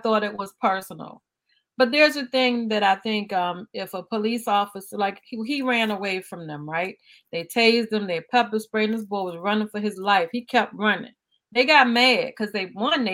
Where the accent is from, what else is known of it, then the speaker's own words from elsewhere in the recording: Highland Park, United States; I grew up in Highland Park, and on 4th Avenue